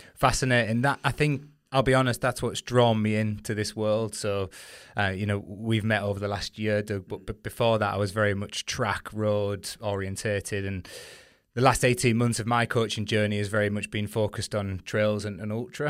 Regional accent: United Kingdom; as British competitors

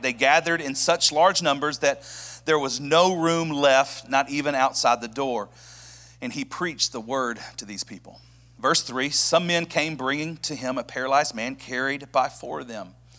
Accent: Birmingham, Alabama, United States; moved away as an adult; now in Knoxville, United States; I'm actually from Birmingham, Alabama

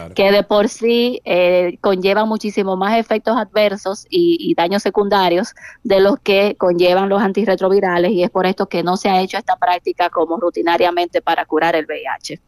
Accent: San Francisco de Macorís, Duarte, Dominican Republic; now in Santiago, Dominican Republic; realmente soy de San Francisco de Macorís

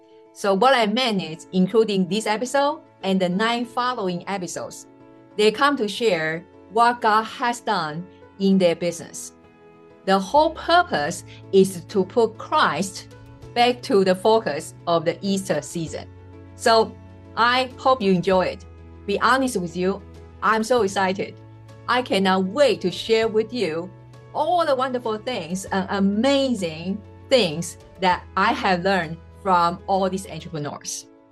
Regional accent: Taiwan; first language Mandarin; English is a second language; also born or lived in Jamaica; now in United States; well, I am originally from Taiwan, so my mother tongue is Mandarin. But after relocating over 3 continents and 3 states in USA plus Jamaica, you can pretty much just figure out all my messed up accent, right?

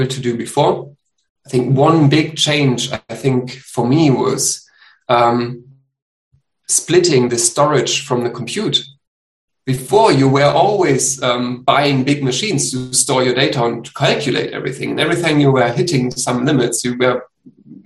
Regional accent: Germany; I'm from Germany.

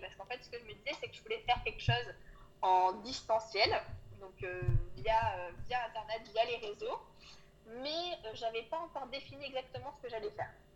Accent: Auvergne-Rhône-Alpes, France; moved away as an adult; j'ai grandi euh, dans, un tout petit village en Auvergne

